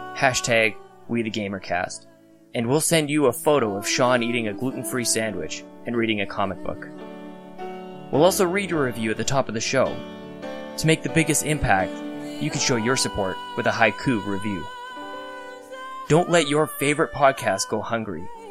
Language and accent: English; Canada; as a Canadian